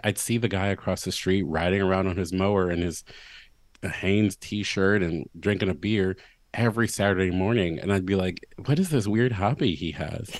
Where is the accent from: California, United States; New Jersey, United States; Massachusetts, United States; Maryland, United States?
Maryland, United States; Baltimore; moved away as an adult; my hometown